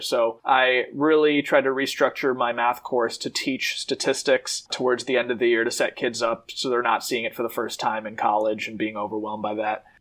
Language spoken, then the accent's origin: English; Madison, Wisconsin, United States; I was born and raised in Madison